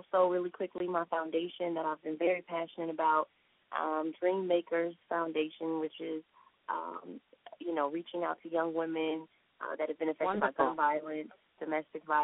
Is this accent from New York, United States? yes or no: no; Chicago, Illinois, United States; moved away; I'm from Chicago